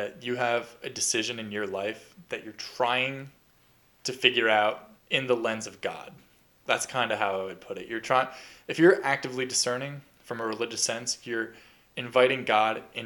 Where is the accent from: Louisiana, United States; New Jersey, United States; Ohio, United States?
New Jersey, United States; moved away as an adult; now in Long Beach, United States; I grew up in New Jersey, but I'm in New York now